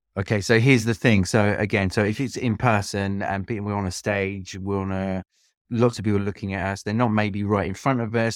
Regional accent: London, United Kingdom; moved away as an adult; also born or lived in France; now in Split, Croatia; I am British. I'm from London, but lived in, in Croatia for, for about twenty, just over twenty years now

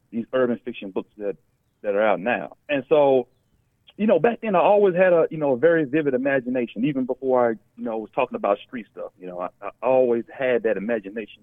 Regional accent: Dallas, Texas, United States; also born or lived in Pasadena, California; we moved actually to uh, Dallas, you know, in the early 80s when I was still a little kid

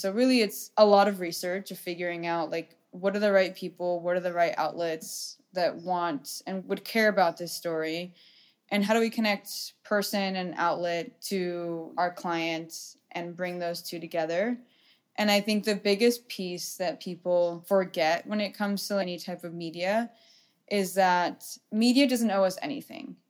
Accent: Orange County, California, United States; I grew up in Orange County

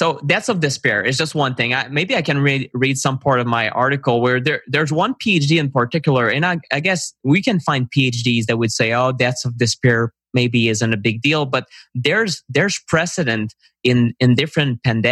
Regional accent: Canada; I'm a Canadian

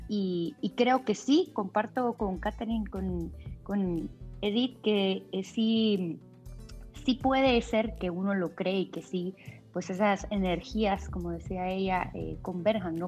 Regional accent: Guatemala; yo soy de Guatemala

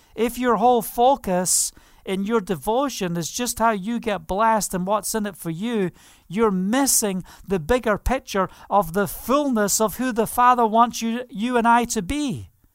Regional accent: Scotland, United Kingdom; I'm Scottish

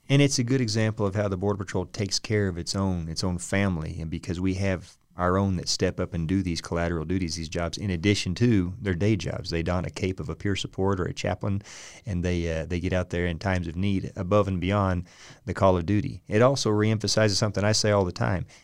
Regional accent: Muskogee, Oklahoma, United States; I'm an …

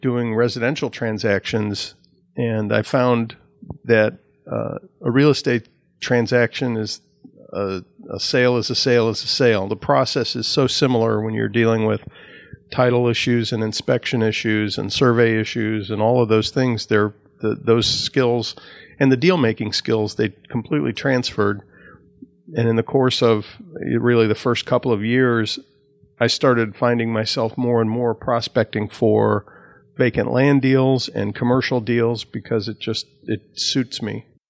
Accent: Northlake, Illinois, United States; now in Tampa Bay area, United States; I was born and raised outside of Chicago, a small suburb called North Lake, Illinois.

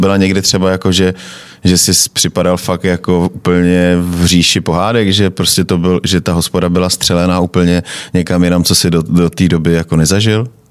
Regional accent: Moravia, Czechia; now in Prague, Czechia; u nás na Moravě

